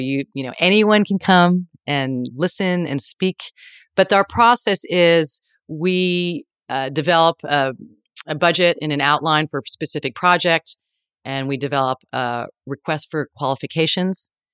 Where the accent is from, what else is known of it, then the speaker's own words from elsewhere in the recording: New York, United States; now in San Francisco, United States; I'm from New York